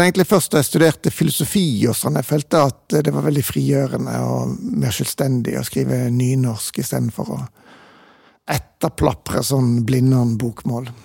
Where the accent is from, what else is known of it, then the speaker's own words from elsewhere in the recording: Bergen, Vestland, Norway; jeg er jo eh, født og vokst opp i Bergen